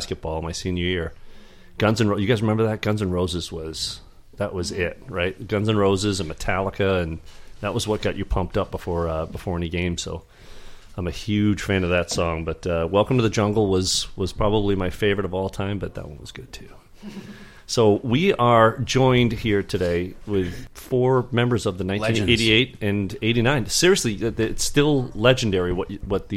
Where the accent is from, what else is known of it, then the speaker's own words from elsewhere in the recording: Riverton, Maine, United States; I grew up in Riverton. We had a pretty small league.